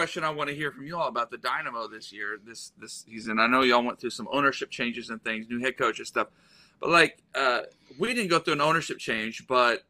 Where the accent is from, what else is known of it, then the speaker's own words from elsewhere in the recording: Oklahoma, United States; I'm from Oklahoma